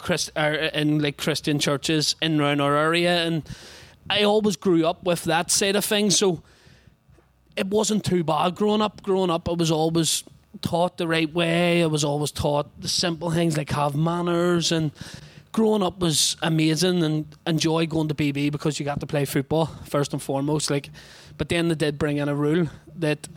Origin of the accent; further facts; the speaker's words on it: Belfast, Northern Ireland, United Kingdom; I come from a place that some people might know called the Shankill Road in Belfast